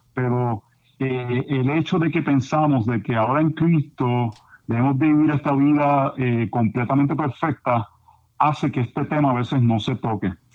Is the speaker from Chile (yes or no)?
no; Puerto Rico; yo me crié como buen puertorriqueño